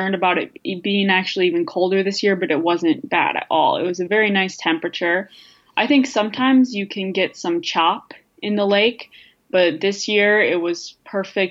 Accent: Minnesota, United States; now in Madison, United States; I grew up in Minnesota

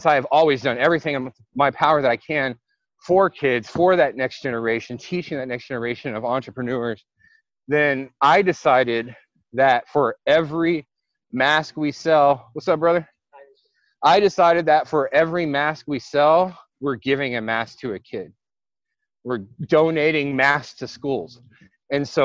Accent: United States; I'm an American

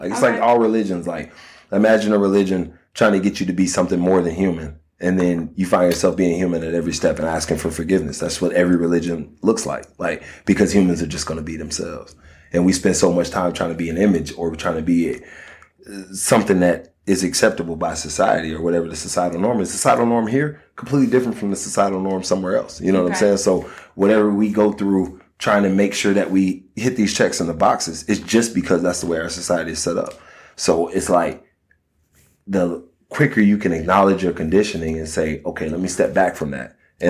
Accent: Miami, Florida, United States; Miami, Florida.

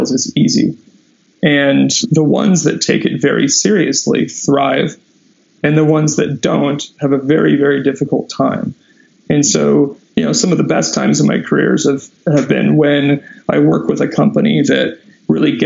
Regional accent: Southern California, United States; I grew up in Southern California

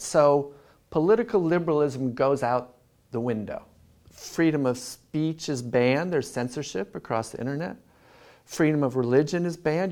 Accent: Southern California, United States; moved away as an adult; also born or lived in Philadelphia / Berkeley / Sydney; I grew up in Southern California

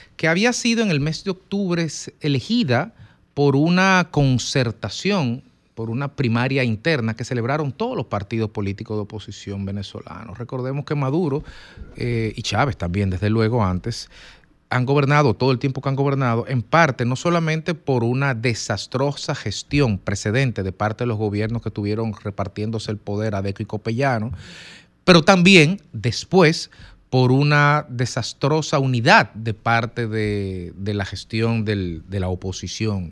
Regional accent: Dominican Republic; Nosotros como dominicanos

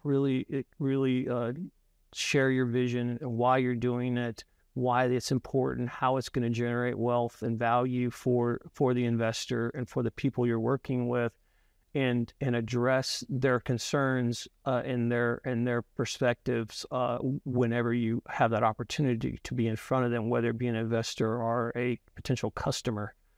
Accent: Louisiana, United States; I'm from Louisiana and a lot of our people that we are part of our company are as well.

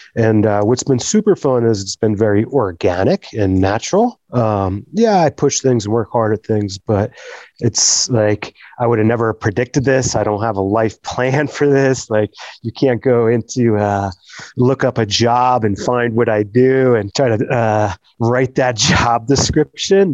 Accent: New Jersey, United States; moved away as an adult; also born or lived in Jackson, Wyoming; now in Victor, United States; I was, I was born raised in New Jersey

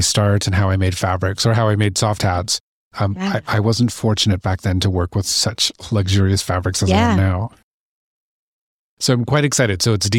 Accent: British Columbia, Canada; also born or lived in Ontario; So, I was born here in Ontario, and I have lovely parents who were gypsies. So, not literally, but literally. Mm-hmm. So we grew up up and down the coast of British Columbia.

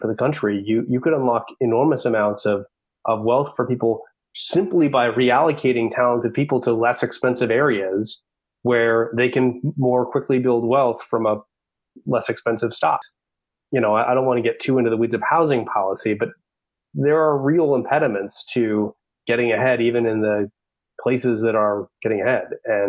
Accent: the West, United States; I'm from the West, so we think a lot about water.

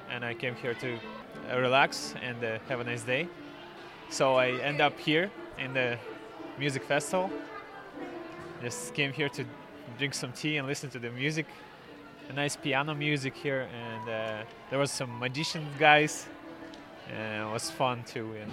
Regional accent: Russia; moved away as an adult; now in Longford, Ireland; I, uh, I am originally from Russia, but I live uh, now I'm living in Longford for seven years already.

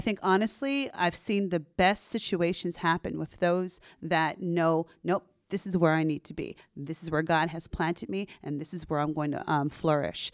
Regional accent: San Jose, California, United States; also born or lived in Stanford, California; I'm a Bay Area native, so I'm from um, pretty much born and raised over here in San Jose, California

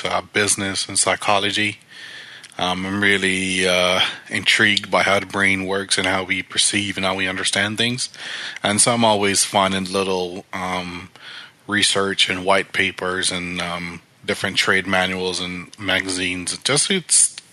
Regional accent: Jamaica; now in United States; it started back in Jamaica, where I grew up, when my parents were small business owners

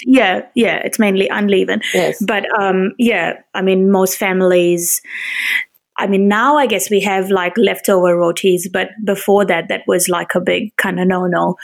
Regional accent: India; as an Indian

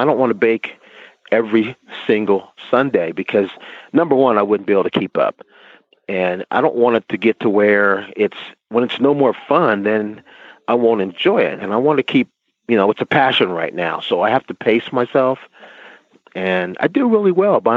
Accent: New Jersey, United States; I'm from New Jersey

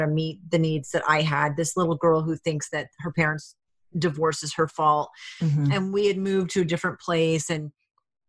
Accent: Rhode Island, United States; moved away; also born or lived in Alaska / Hawaii / New Hampshire; I was from Rhode Island

